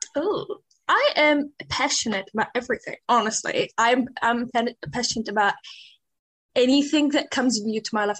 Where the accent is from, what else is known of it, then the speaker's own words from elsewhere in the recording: Iraq; also born or lived in Syria / Auckland, New Zealand; now in Dunedin, New Zealand; I'm from Iraq and a refugee from Syria.